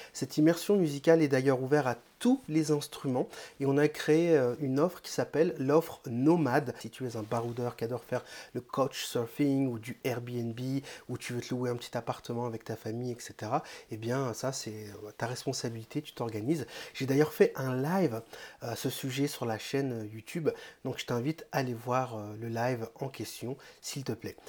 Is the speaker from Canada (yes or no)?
no; Réunion; j'ai un invité qui est réunionnais comme moi